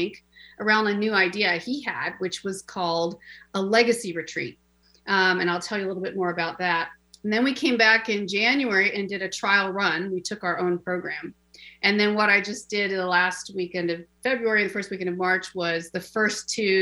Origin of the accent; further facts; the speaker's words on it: Seattle, Washington, United States; moved away; I actually came from my beloved, beautiful city of Seattle, born and raised.